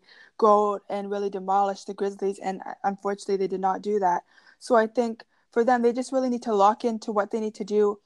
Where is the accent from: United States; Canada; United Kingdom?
Canada; as a Canadian girl